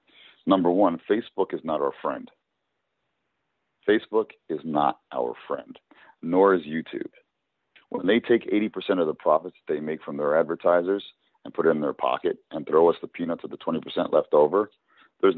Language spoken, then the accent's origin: English; New Jersey, United States; they're from my home state